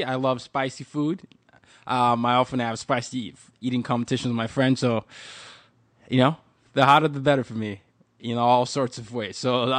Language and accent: English; Nigeria; I'm Nigerian and I just ate Nigerian food.